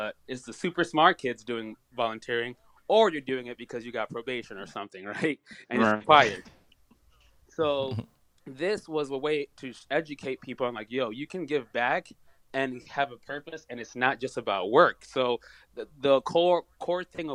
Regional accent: Kalamazoo, Michigan, United States; also born or lived in Harare, Zimbabwe; I was born in Harare, Zimbabwe. And my family and I came here for, you know, the American dream in 2001. And then from there, basically, you know, went through Kalamazoo schools, college

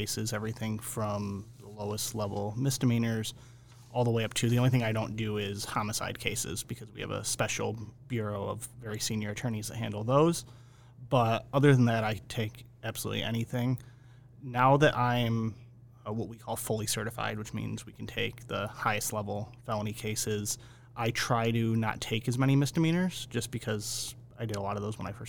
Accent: Jamestown, New York, United States; moved away as an adult; also born or lived in Buffalo, New York; now in Connecticut, United States; I'm originally from Jamestown, New York, so south of Buffalo, you know, in this general western New York area

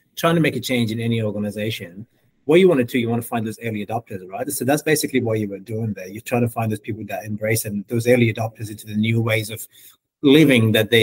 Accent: Afghanistan; I am from Afghanistan

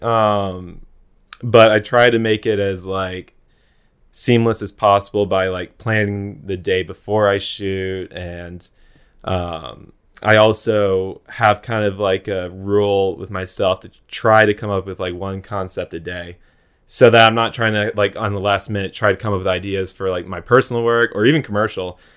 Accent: Jacksonville, Florida, United States; I'm from Jacksonville, so I grew up going to the beach

